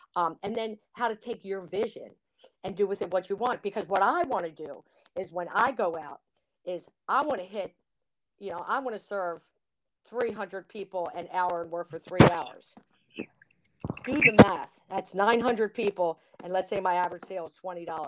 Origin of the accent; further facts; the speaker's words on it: Baltimore, Maryland, United States; I'm a Baltimorean, I get to sell crab cakes in my state